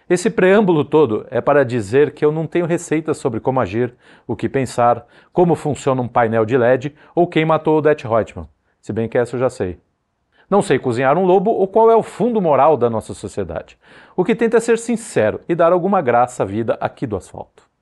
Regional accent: São Paulo, Brazil; Eu sou de São Paulo, então eu permito ao amigo transferir essa impressão à avenida barulhenta de sua preferência.

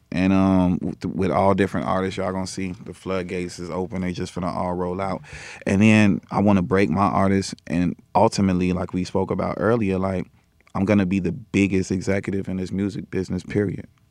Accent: Chicago, Illinois, United States; I'm from Chicago

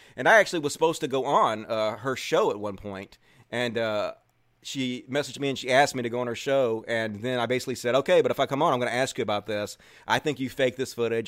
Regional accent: Mississippi, United States; I grew up in Mississippi around people who are not really trans or gay friendly

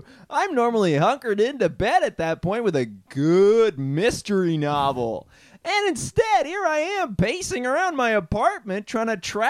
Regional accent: Toronto, Ontario, Canada; accent: Toronto; I'm originally from Toronto, but then I got the call, and it looks like I'm heading out to Brooklin.

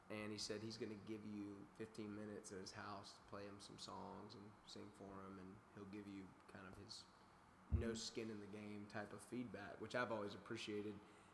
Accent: Daphne, Alabama, United States; now in Nashville, United States; Daphne, Alabama.

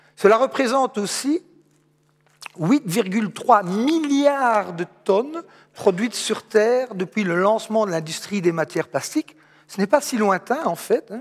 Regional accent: Charleroi, Wallonia, Belgium; Je suis Carolo, ma maman habite ici tout près, à Châtelineau.

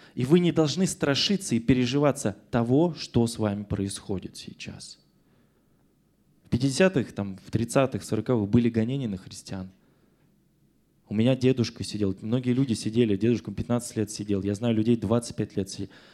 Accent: Russia; Я родился в СССР, теперь я в Российской Федерации

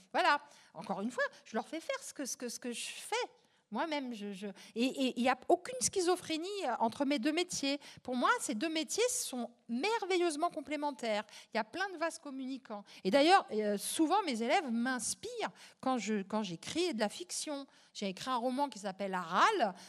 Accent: Champigny-sur-Marne, Île-de-France, France; c'était un soir, un dimanche pluvieux à Champigny-sur-Marne, dans le pavillon, là, sinistre, en pierre Molière. et il n'y avait pas de livre chez moi

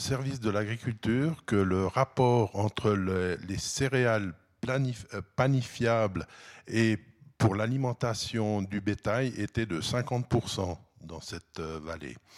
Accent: Val-de-Ruz, Neuchâtel, Switzerland; je suis habitant du Val-de-Rue, euh, le grenier du canton de Neuchâtel

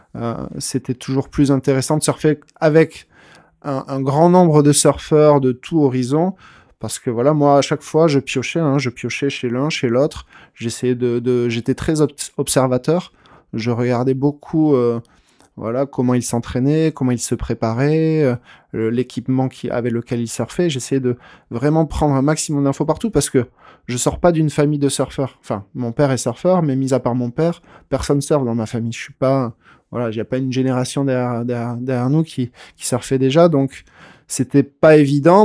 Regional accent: Tarnos, Nouvelle-Aquitaine, France; now in Anglet, France; à Tarnos, moi, j'ai fait mes, premières armes

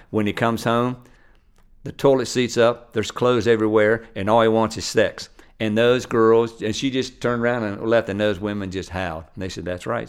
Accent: Maryland, United States; moved away; also born or lived in Nashville / Oklahoma / Louisiana; I grew up in Maryland

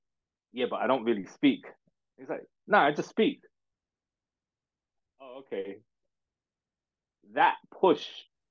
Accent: Manchester, North West England, United Kingdom; like from when I came through from Manchester, reputation and relationships, I need to do radio excellence.

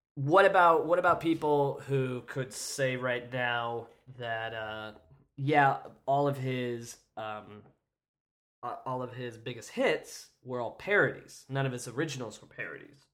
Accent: Kansas, United States; I grew up in Kansas

